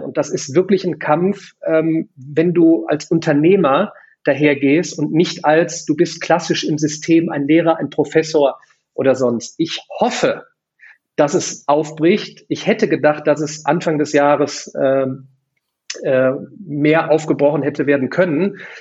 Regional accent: Remscheid, North Rhine-Westphalia, Germany; in der wunderschönen Stadt Remscheid, meiner Heimat.

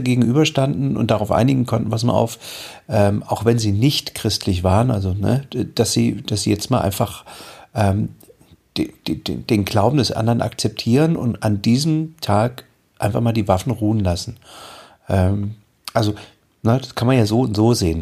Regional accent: East Germany, Germany; ich bin in der DDR aufgewachsen.

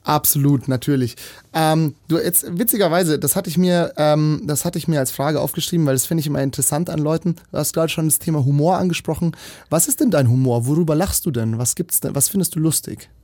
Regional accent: Munich, Bavaria, Germany; ich bin hier in München geboren

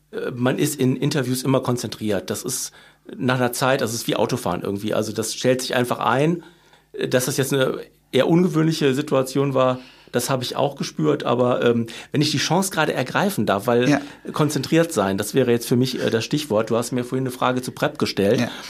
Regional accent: Cologne, North Rhine-Westphalia, Germany; Äh, man kennt sie natürlich als Kölner, ich bin ihr auch ein paar Mal begegnet

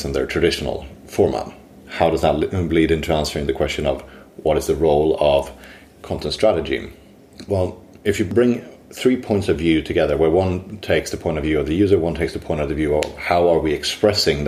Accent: Sweden; now in London, United Kingdom; I'm originally from Sweden. Today I work for Digitas in London

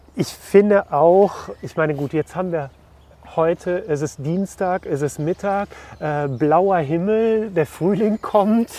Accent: Cologne, North Rhine-Westphalia, Germany; ich bin in, in Köln geboren

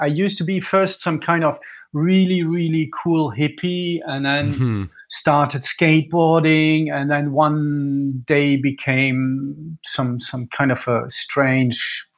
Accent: Düsseldorf, North Rhine-Westphalia, Germany; I'm Franco-German. I'm born in Düsseldorf.

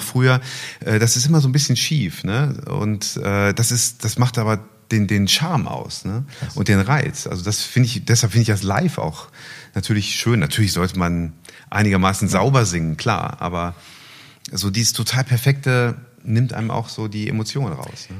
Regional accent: Wuppertal, North Rhine-Westphalia, Germany; Ich komme aus Wuppertal, meine Heimatstadt. Dort geboren, dort werde ich auch leben. Ich lebe

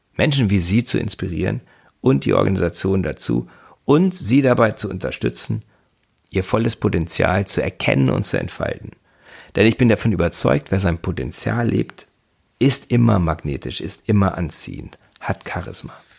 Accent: Göttingen, Lower Saxony, Germany; moved away as an adult; now in Bremen, Germany; Gebürtig bin ich aus Göttingen und lebe seit fünfundzwanzig Jahren in Bremen

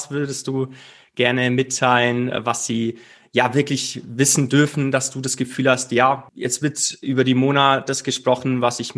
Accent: Bavaria, Germany; weil sie nicht nur aus meiner Heimat kommt, äh, wenn man so möchte, aus dem wunderschönen Allgäu

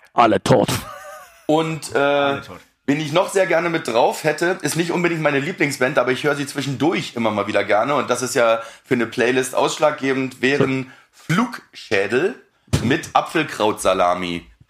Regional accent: Berlin, Germany; Ich komme aus Berlin

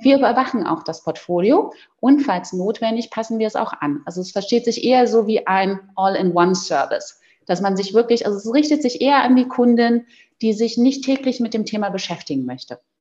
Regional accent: Berlin, Germany; moved away; ich komme ja gebürtig aus Berlin

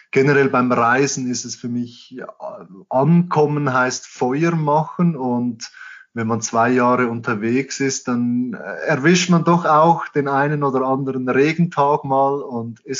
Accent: Switzerland; für uns als, als Schweizer und ich glaube allgemein als Europäer ist die Panamericana halt sehr angenehm.

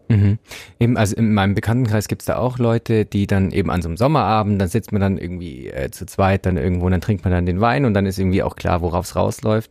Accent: Bavaria, Germany; Ich komme vom Land, ich kannte das nicht. Bei uns gab es halt, also ich komme aus Bayern

